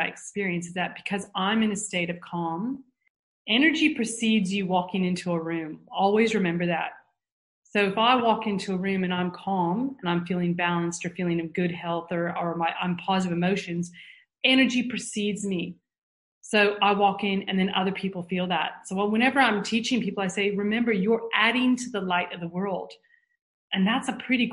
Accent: United States; moved away; growing up in the States

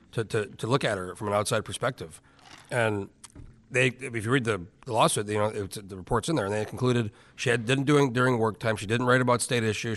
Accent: New Mexico, United States; I grew up in New Mexico

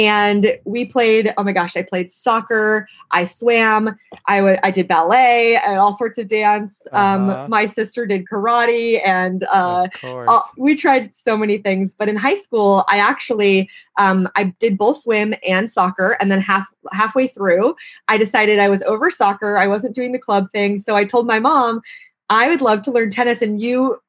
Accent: Santa Clarita, California, United States; growing up in Santa Clarita, was only about a 3-hour drive from there

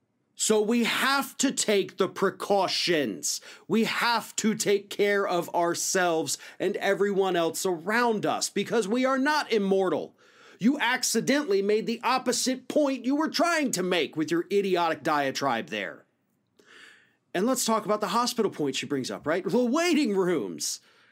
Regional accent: Matt Gaetz' district, Florida, United States; right here in my district, Matt Gaetz' district

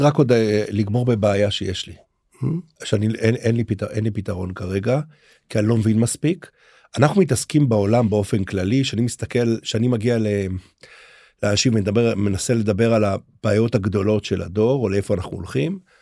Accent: Haifa, Haifa District, Israel; אני גדלתי בחיפה

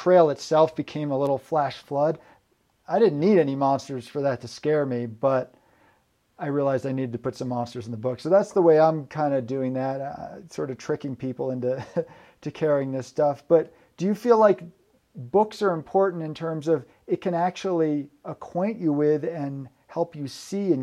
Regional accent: New York, United States; moved away as an adult; also born or lived in Vermont / Oregon; I was born in New York State, and then I went up there for college

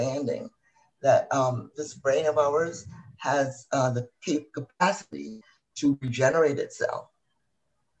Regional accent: Barbados; now in United States; when I grew up in Barbados, my family belonged to the top 1%

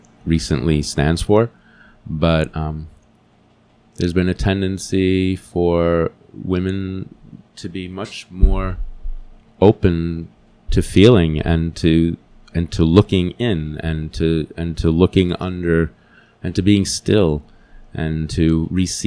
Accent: New Jersey, United States; I grew up in New Jersey in the city

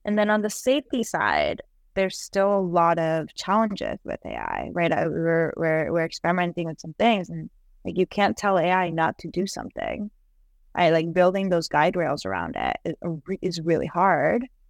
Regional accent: Colombia; moved away; I'm from Colombia

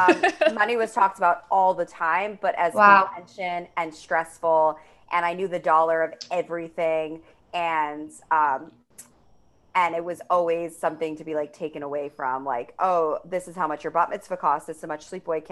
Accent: New York City, New York, United States; I grew up on the Upper East Side of Manhattan.

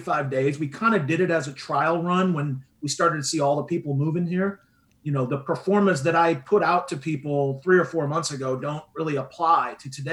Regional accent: Midwest, United States; now in Southwest Florida, United States; where I grew up in the Midwest

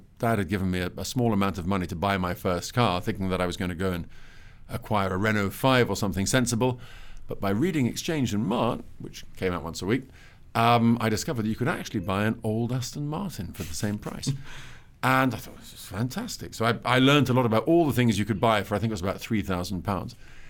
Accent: Italy; And you know, I grew up in Italy. I should add, my parents left England in the 70s, in the mid 70s. Our family home before that was a farm in Dorset

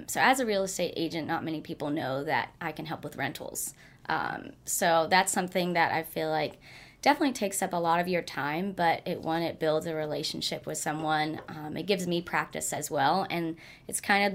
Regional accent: Atlanta, Georgia, United States; also born or lived in South Africa; I mainly grew up in Atlanta. So I went to Norcross High School and like Duluth Middle and all those.

